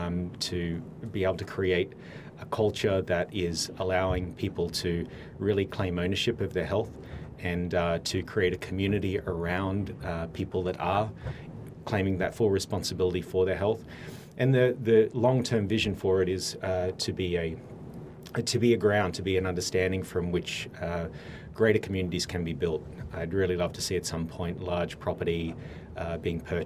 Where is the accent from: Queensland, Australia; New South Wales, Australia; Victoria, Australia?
Queensland, Australia; around Brisbane, Gold Coast, Southeast; moved away as an adult; now in United States; I've been in the States for about 13, 14 years now, but I'm from Australia originally.